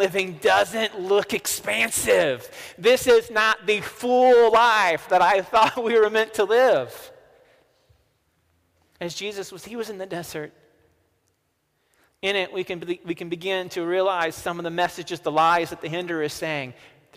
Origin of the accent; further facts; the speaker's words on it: the South, United States; accent: southern; my southern accent